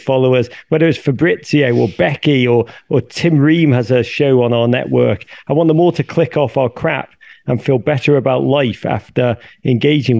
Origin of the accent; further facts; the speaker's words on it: Liverpool, North West England, United Kingdom; moved away as an adult; now in United States; I come from Liverpool.